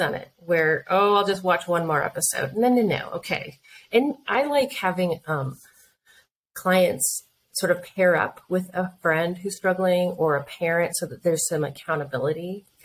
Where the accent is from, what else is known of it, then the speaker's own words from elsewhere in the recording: Colorado, United States; we're from Colorado